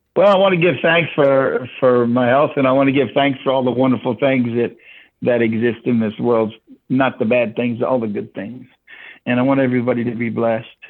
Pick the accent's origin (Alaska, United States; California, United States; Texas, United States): Texas, United States; Houston; moved away; also born or lived in Florida / Virginia / Washington, District of Columbia, United States; I was originally born and raised in Houston, Texas, but I also lived in Florida and Virginia.